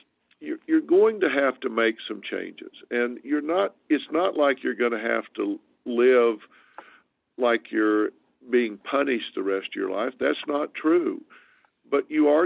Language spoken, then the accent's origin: English; the South, United States; moved away; I'm from the South